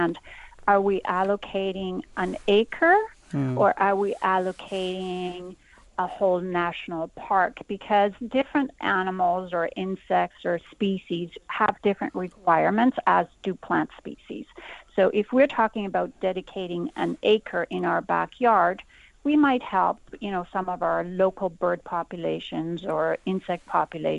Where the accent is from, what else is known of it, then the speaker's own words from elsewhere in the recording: Canada; I'm actually in Somerset right now, but I'm a Canadian.